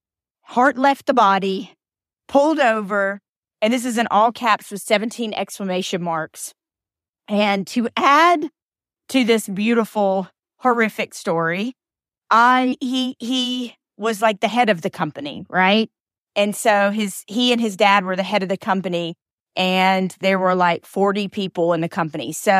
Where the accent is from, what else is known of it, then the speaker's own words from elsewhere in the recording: Atlanta, Georgia, United States; born there; also born or lived in Alabama; I was born in Atlanta. I'm a Grady baby, right down the street from the new Falcons Stadium. And then spent a lot of time in Alabama and kind of all over being a military brat.